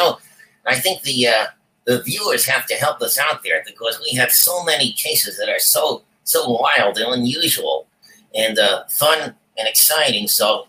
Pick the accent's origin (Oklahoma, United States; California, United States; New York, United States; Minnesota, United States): New York, United States; Brooklyn; Well, most of our lives. Grew up here, right?